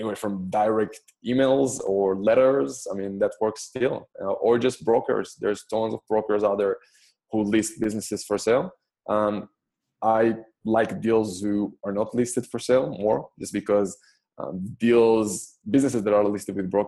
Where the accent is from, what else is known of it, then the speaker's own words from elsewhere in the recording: Israel; moved away as an adult; So I'm personally Israeli. I'm born and raised in Israel.